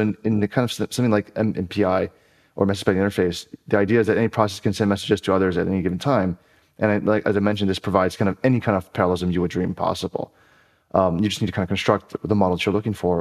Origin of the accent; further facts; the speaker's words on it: Honolulu, Hawaii, United States; moved away as an adult; also born or lived in Evanston, Illinois; I was born and raised in Honolulu, Hawaii